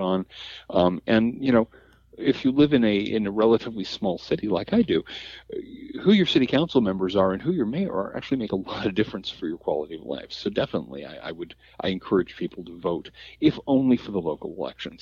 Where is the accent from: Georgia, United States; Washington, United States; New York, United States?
Washington, United States; Seattle; growing up in the South Seattle suburbs